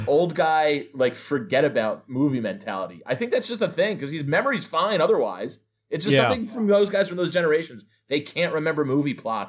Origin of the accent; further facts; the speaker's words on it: New Jersey, United States; because I'm from New Jersey and I know like I know all that culture.